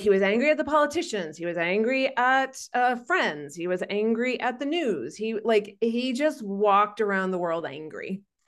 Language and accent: English; Maine, United States; now in Arizona, United States; In fact, I'm from Maine. I live in Arizona